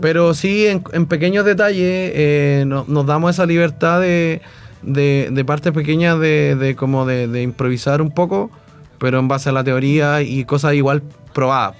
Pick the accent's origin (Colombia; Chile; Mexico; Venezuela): Chile; first language Spanish; somos chilenos y nuestra lengua materna es el español